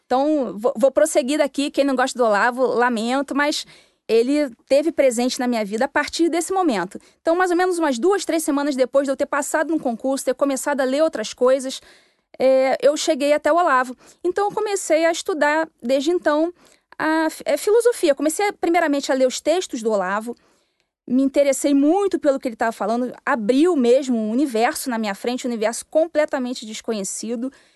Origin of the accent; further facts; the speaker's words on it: Rio de Janeiro, Brazil; moved away as an adult; also born or lived in Minas Gerais; eu tinha saído do Rio de Janeiro, sou carioca